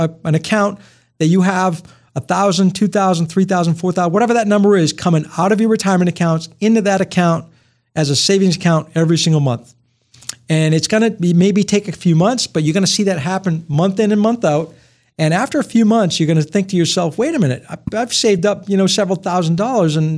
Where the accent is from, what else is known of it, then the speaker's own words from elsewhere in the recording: Rumford, Maine, United States; I'm from Rumford, Maine, Milltown, grew up. Born and raised, and my family's still all there